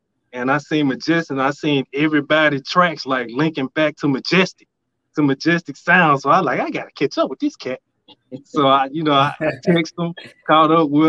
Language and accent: English; Memphis, Tennessee, United States; Man, look, I'm from Memphis, Tennessee, Orange Mound, Bethel Grove. Man, look, I'm from Memphis, man. That's why I was born and raised